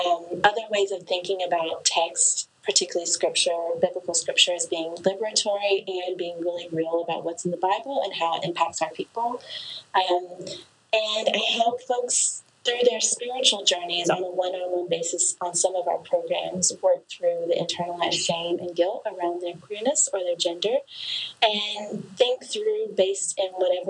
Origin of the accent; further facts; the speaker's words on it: Appalachia, Western North Carolina, United States; I grew up over here in Western North Carolina in Appalachia